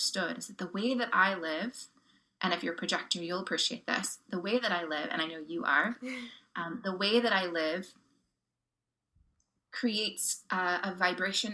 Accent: Oklahoma, United States; My upbringing, I grew up in Oklahoma

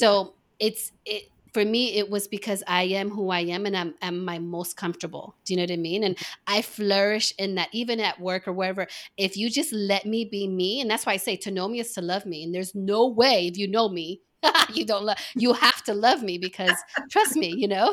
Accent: East Coast, United States; moved away; I was born on the East Coast

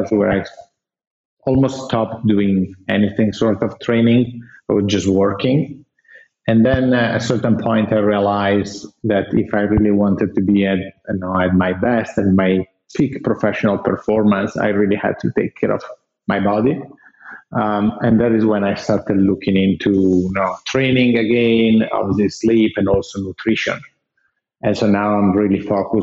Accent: Italy; I'm Italian. I was born and raised in Italy

